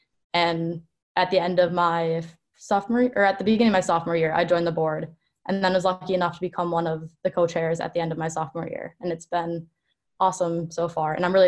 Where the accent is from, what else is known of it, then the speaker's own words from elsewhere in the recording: Minnesota, United States; moved away as an adult; now in Boston, United States; So as you mentioned, I'm from Minnesota, and when it came time to apply for colleges, I love the Midwest, but I knew I wanted to try something else.